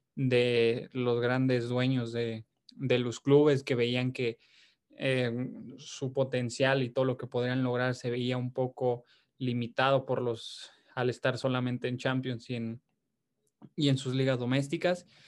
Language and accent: Spanish; Mexico